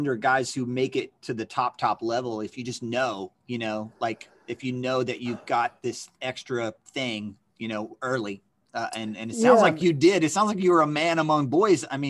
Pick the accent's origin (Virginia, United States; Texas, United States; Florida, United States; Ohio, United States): Virginia, United States; Central; I was from Central Virginia